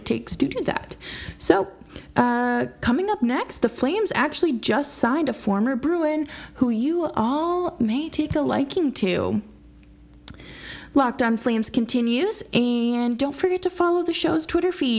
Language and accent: English; United States; Growing up as American, growing up in America